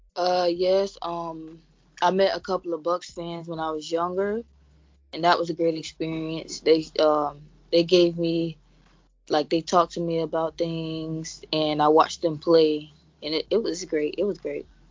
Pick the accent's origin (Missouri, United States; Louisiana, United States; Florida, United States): Florida, United States; I'm from Florida, born and raised